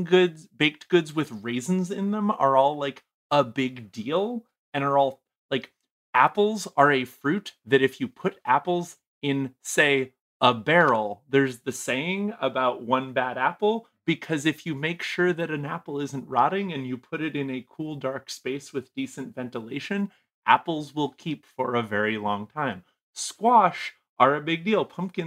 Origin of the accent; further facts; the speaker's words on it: New England, United States; because I'm originally from New England. That's the time of year where you stop being able to get food out of the ground and everything freezes and dies